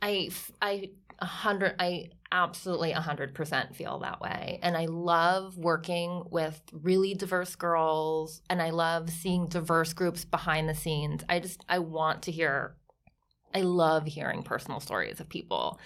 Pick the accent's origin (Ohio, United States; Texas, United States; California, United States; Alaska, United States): Ohio, United States; also born or lived in Milan; now in New York, United States; grew up on, like, s, farm in Ohio, like, three hundred acres